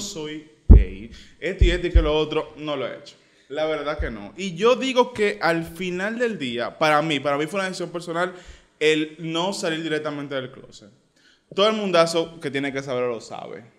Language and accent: Spanish; Santo Domingo, Distrito Nacional, Dominican Republic; yo, crecí en Cristo Rey